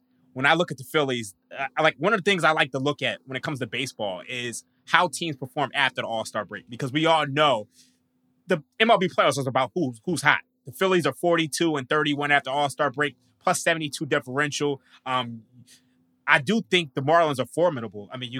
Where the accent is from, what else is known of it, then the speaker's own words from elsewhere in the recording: Philadelphia, Pennsylvania, United States; I am from Philadelphia.